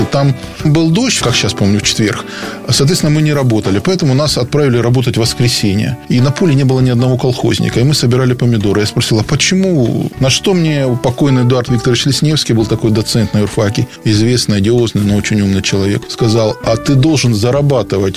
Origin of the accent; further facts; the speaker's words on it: Rostov-on-Don, Rostov Oblast, Russia; я ростовчанин